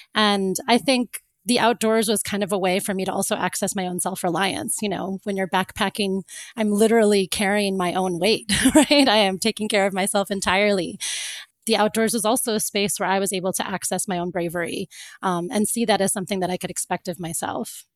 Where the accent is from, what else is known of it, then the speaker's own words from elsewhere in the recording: Florida, United States; moved away; also born or lived in Cape Town; I grew up in Florida